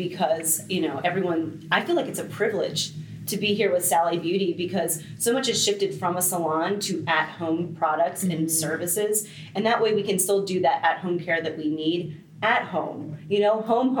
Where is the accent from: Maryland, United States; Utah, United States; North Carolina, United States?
Maryland, United States; Baltimore; now in Florida, United States; So I'm actually from Baltimore, Maryland.